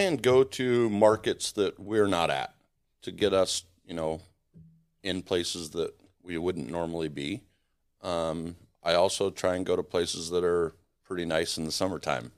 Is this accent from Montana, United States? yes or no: yes; Montana, United States; also born or lived in San Diego, United States; now in Arizona, United States; I grew up in Montana